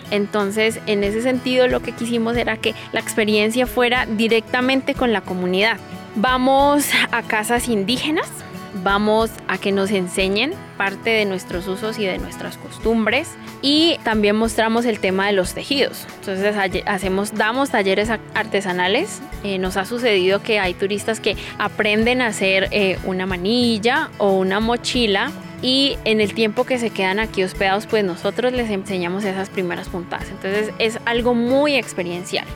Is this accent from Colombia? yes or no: yes; Guambía reservation, Misak, Cauca, Colombia; Soy indígena Misak del resguardo de Guambía